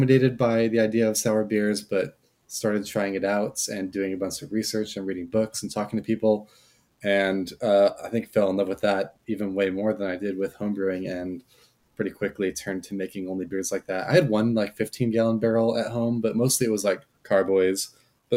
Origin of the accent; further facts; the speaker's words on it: Southern California, United States; I grew up in Southern California